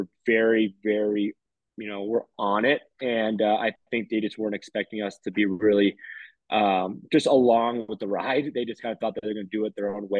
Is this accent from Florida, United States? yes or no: yes; Miami, Florida, United States; moved away as an adult; also born or lived in Hawaii; now in Denver, United States; born and raised in Miami, Florida